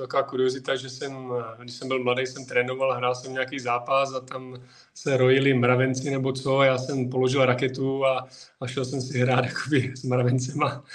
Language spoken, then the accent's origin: Czech; Přerov, Olomouc Region, Czechia; moved away; also born or lived in Prostějov; já jsem původem z Přerova, tam jsem se narodil